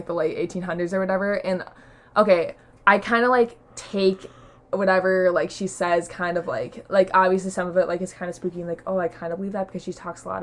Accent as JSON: {"language": "English", "area": "Baraboo", "region": "Wisconsin", "country": "United States", "tie": "born or raised there", "said": "my hometown is like a circus town"}